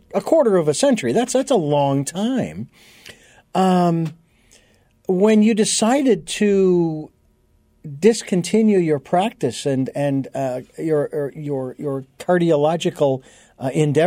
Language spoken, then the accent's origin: English; Phoenix, Arizona, United States; Phoenix, Arizona, my hometown